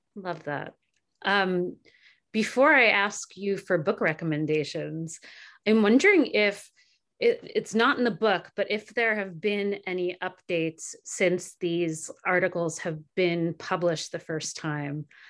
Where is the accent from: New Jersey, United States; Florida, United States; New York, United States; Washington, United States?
New Jersey, United States; I grew up in New Jersey going to the Six Flags Safari in Jackson